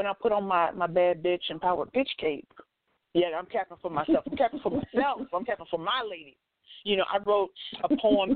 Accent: St. Louis, Missouri, United States; I'm from St. Louis

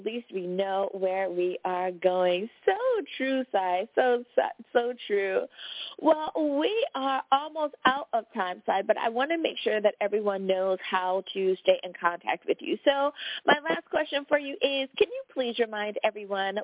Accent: United States; my home country, the United States of America

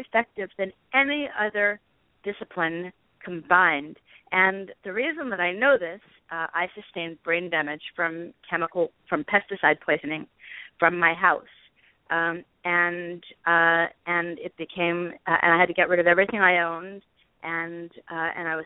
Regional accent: Los Angeles, California, United States; I grew up around celebrities in Hollywood

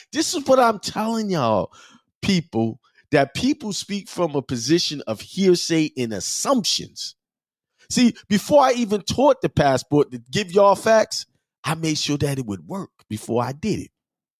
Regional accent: New York, United States; born there; but I was born in New York. I don't have a U.S. birth certificate. I have a New York birth certificate.

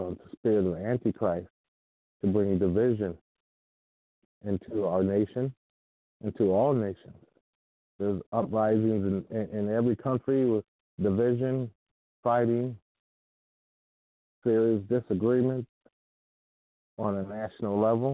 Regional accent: United States; as an American

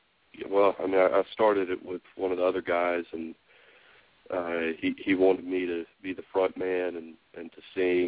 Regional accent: Tennessee, United States; I'm from Tennessee

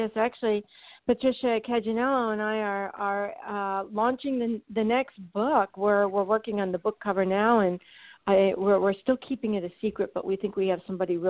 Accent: Frankfurt, Hesse, Germany; I was born and raised in Frankfurt, Germany, and I went to Munich American High School. I spent all of my life over in Europe. So basically, when I came back to college for the first time in the United States, I was a stranger in my own land.

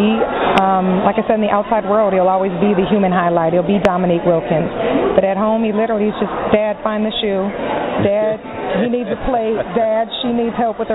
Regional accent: Minneapolis, Minnesota, United States; moved away as an adult; now in Atlanta, United States; I'm from Minnesota originally, Minneapolis, Minnesota, cold country

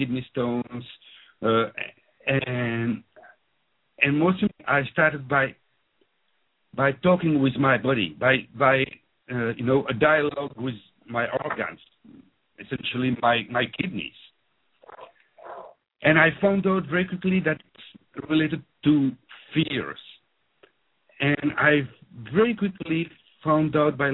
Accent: Belgium; accent: French-speaking; first language French; English is a second language; now in London, United Kingdom; So I grew up in Belgium. As you can hear from my accent, I'm French-speaking

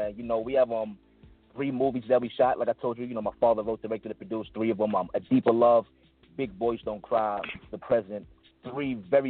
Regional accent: New York City, New York, United States; I'm originally from Brooklyn, New York, Bed-Stuy

